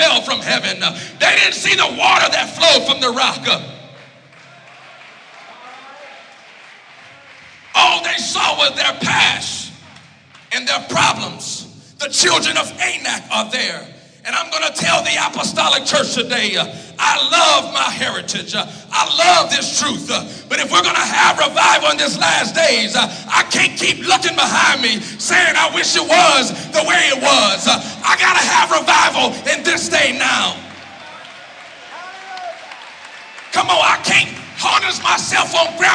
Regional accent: Louisiana, United States; I'm from Louisiana.

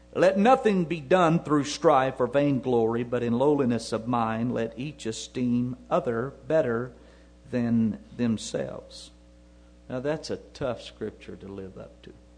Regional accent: United States; I'm an American

